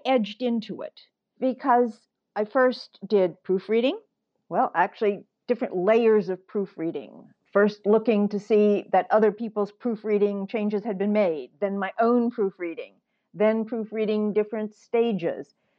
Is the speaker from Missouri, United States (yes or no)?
yes; St. Louis, Missouri, United States; moved away as an adult; now in New York, United States; I grew up in the Midwest